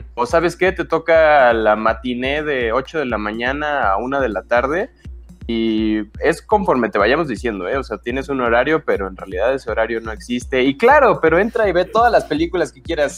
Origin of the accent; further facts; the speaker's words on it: Cuernavaca, Morelos, Mexico; todos de aquí venimos de Cuernavaca, algunos ya nos cambiamos de ciudad